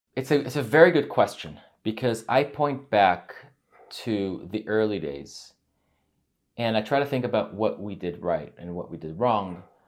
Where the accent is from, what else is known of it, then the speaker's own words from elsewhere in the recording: United States; also born or lived in Israel; I grew up there until the age of nine